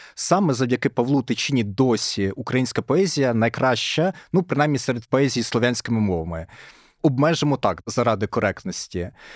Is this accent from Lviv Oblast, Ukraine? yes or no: no; Kyiv, Ukraine; я з Києва